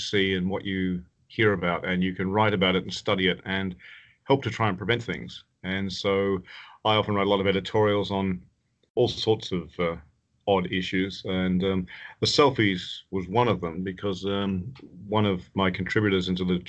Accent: Tasmania, Australia; moved away as an adult; also born or lived in Canada; I was born in Tasmania and did medicine there

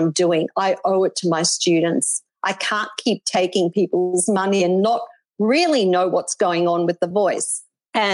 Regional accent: Melbourne, Victoria, Australia; moved away as an adult; now in Gold Coast, Australia; Then I moved to the Gold Coast from Melbourne

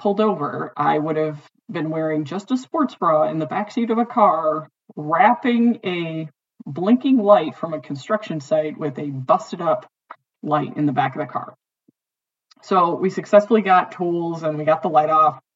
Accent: Detroit, Michigan, United States; But growing up in Detroit, there were a lot of kids in my high school

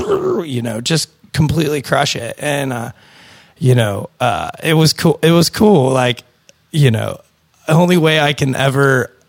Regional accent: Pennsylvania, United States; I'm from Westmoreland County.

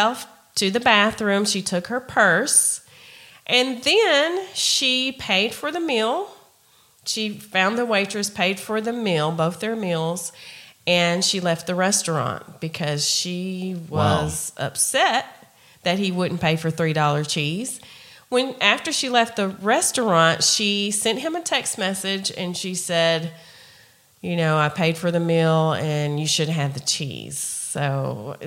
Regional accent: Tennessee, United States; we're from Tennessee

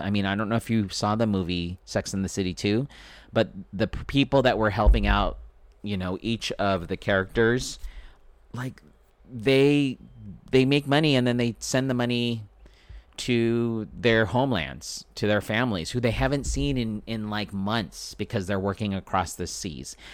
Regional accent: Philippines; I'm Filipino. It's my culture to feed people.

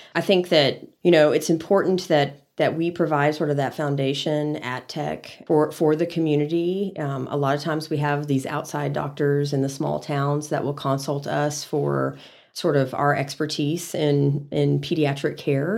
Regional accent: San Antonio, Texas, United States; also born or lived in College Station, Texas / Dallas, Texas; now in Amarillo, United States; I'm a Texas native, but I grew up in San Antonio.

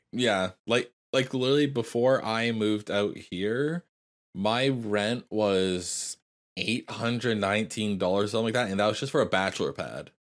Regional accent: Canada; as a Canadian

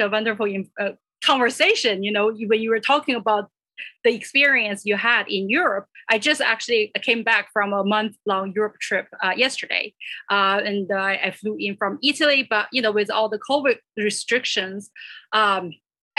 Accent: China; moved away as an adult; also born or lived in Kansas; now in United States; I came here from China when I was 17

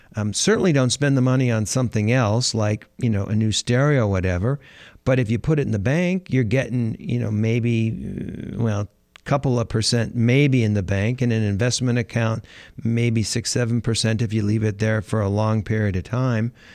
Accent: Los Angeles, California, United States; I'm from California. I'm from Los Angeles.

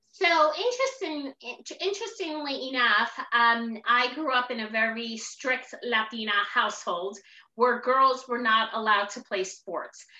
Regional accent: Newark, New Jersey, United States; I'm originally from Newark, New Jersey. So I'm an inner city kid.

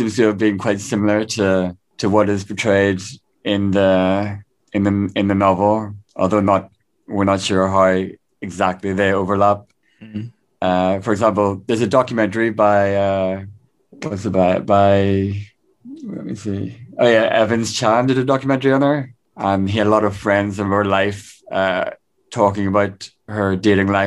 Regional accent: Belfast, Northern Ireland, United Kingdom; moved away as an adult; also born or lived in Leeds / Beijing; now in Taiwan; I'm from Belfast originally.

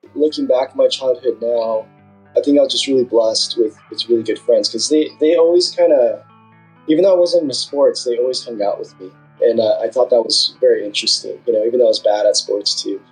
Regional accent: Southern California, United States; I'm from Southern California. Uh, grew up uh, pretty much on the border between Orange County and LA County my whole life

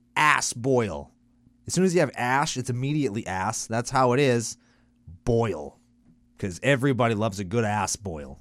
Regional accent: Canada; I'm only Canadian

